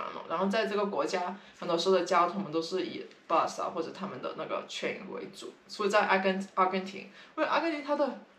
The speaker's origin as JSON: {"language": "Chinese", "town": "San Francisco", "region": "California", "country": "United States", "said": "他们那时候听到我们跟他们说，就哦我们是三藩市来的，他们都会说哦你们三藩市好多 homeless"}